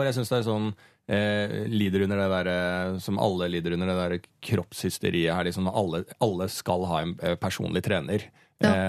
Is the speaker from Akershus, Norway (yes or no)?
yes; Bærumsverk, Akershus, Norway; Ja, men jeg er fra Bærumsverk, det er en sånn bygde